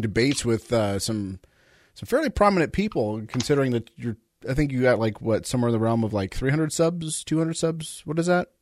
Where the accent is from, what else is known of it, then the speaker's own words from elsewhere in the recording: Southern California, United States; I grew up in Southern California